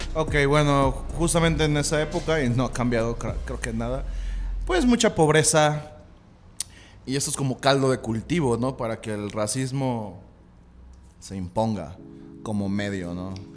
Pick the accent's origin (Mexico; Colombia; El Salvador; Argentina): Mexico; nosotros como mexicanos